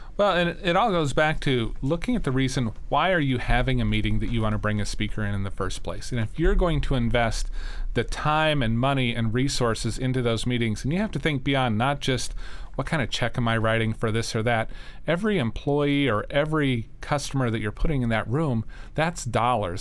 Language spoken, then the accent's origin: English; Sandhills of Nebraska, United States; I grew up in Nebraska. Um, in in the sandhills of Nebraska